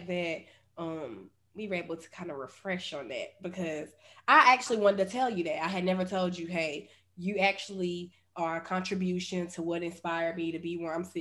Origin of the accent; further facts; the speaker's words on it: Charlotte, North Carolina, United States; I'm from here. I'm from Charlotte. Like, this is my hometown.